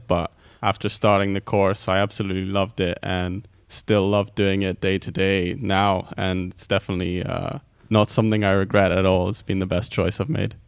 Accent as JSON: {"language": "English", "country": "Netherlands", "tie": "born or raised there", "also_born_or_lived": "Greece", "moved": "yes", "lives_now": "United Kingdom", "said": "I'm from Greece, grew up in Holland, and then came to the UK"}